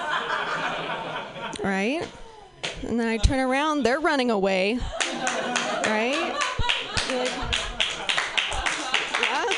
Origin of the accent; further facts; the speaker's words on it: Pacific Northwest, United States; I'm from the Pacific Northwest